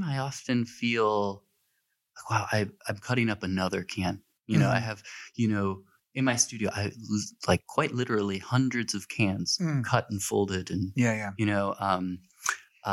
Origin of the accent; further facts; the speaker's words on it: Buffalo, New York, United States; I grew up in Buffalo